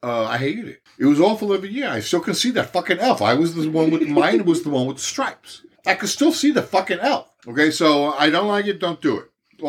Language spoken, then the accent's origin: English; Mineola, New York, United States; Every year I was growing up in Mineola